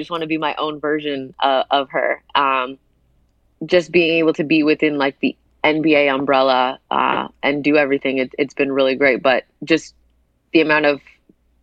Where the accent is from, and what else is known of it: Hamilton, Ontario, Canada; born or raised there